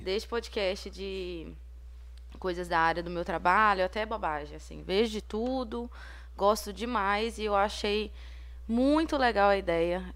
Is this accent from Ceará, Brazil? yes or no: no; Ponte Nova, Minas Gerais, Brazil; Eu sou daqui de Ponte Nova